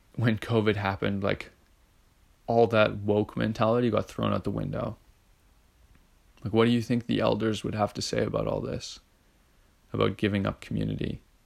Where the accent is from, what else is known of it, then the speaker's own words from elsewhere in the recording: Edmonton, Alberta, Canada; I grew up in Edmonton